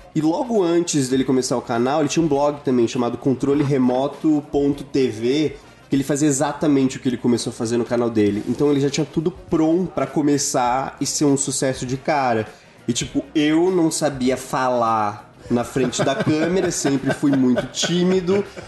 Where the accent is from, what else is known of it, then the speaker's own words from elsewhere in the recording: Brazil; now in São Paulo, Brazil; Eu sou de Isara, que é uma cidade